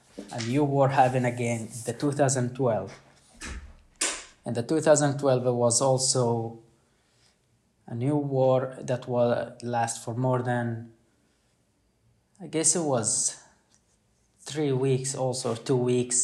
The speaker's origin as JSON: {"language": "English", "town": "Khan Yunis", "region": "Gaza Strip", "country": "Palestine", "tie": "born or raised there", "moved": "yes", "lives_now": "Sweden"}